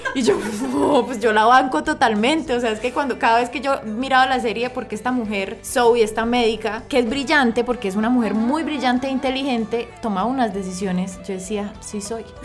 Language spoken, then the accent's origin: Spanish; Pamplona, Norte de Santander, Colombia; yo soy de Pamplona, Pamplona es, sí, es, un, es una ciudad pequeña, es un pueblo